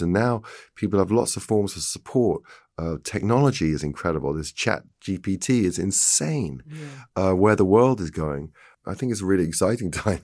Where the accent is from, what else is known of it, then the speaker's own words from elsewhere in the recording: England, United Kingdom; being English